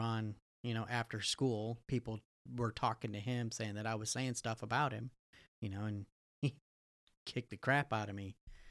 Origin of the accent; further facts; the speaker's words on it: Canada; growing up in South Canada, we'll call it